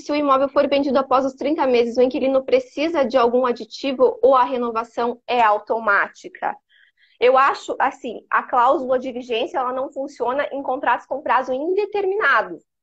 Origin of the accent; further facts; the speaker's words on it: Criciúma, Santa Catarina, Brazil; eu sou de Criciúma